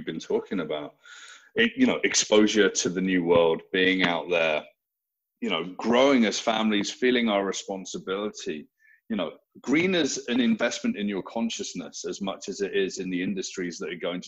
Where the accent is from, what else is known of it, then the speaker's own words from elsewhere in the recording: United Kingdom; now in Toronto, Canada; I'm obviously a naturalized Canadian, British at birth